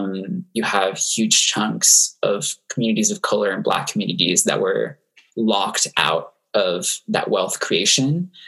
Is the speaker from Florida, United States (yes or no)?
yes; Florida, United States; I teamed up with a teacher at my local high school in my hometown in Florida